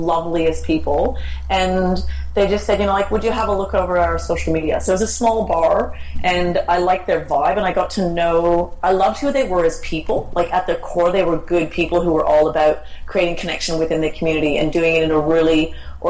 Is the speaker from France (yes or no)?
no; Canada; moved away as an adult; now in Australia; I'm Canadian, and I've been living in Australia for 20 years